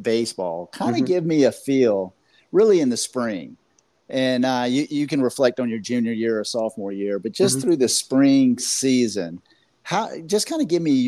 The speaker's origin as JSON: {"language": "English", "region": "Florida", "country": "United States", "said": "I'm from Florida"}